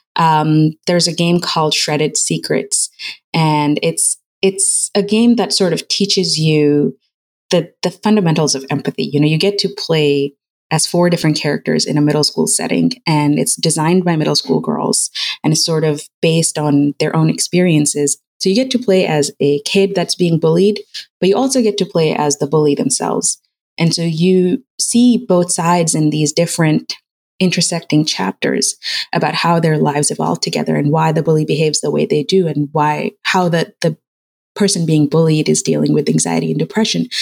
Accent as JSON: {"language": "English", "country": "United Arab Emirates", "tie": "born or raised there", "moved": "as an adult", "lives_now": "United States", "said": "my parents are Pakistani and I grew up in United Arab Emirates and I moved here when I was 18. So I moved to the US"}